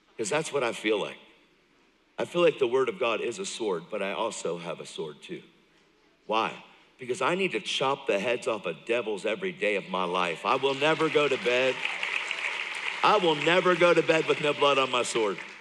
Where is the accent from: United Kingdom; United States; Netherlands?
United States; York, Pennsylvania; I grew up in York, Pennsylvania. So I'm from Pennsylvania. I am from. I'm from York.